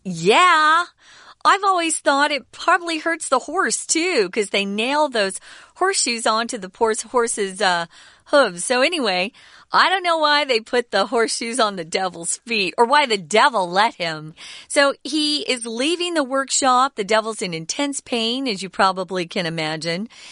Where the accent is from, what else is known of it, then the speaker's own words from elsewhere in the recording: Arizona, United States; moved away; I grew up in Arizona where there are a lot of cowboys